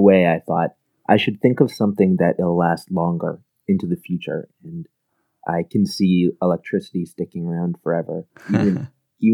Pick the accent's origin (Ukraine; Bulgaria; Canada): Canada; middle of Canada, central Canada; I'm actually a Canadian, and I come from the middle of Canada, which is kind of surprising to a lot of people. It's about halfway between Toronto and Vancouver.